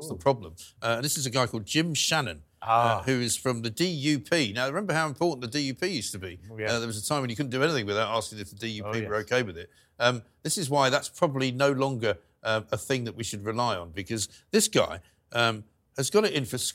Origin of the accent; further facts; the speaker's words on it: London, United Kingdom; I'm born and raised in London.